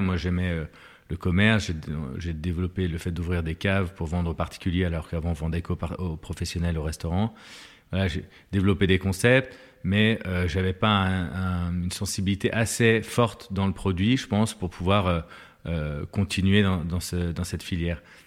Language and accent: French; Lyon, Auvergne-Rhône-Alpes, France; Je suis lyonnais